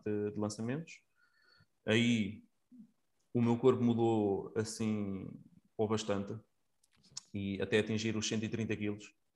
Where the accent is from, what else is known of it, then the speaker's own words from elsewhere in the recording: Coimbra, Centro, Portugal; now in Leiria, Portugal; atualmente vivo em Leiria, sou natural de Coimbra